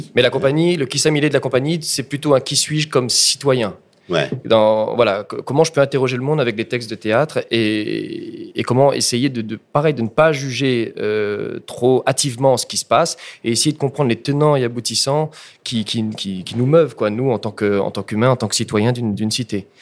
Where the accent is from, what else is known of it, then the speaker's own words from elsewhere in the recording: Réunion; J'ai dû attendre à ce moment-là d'être en master pour apprendre l'histoire de mon île.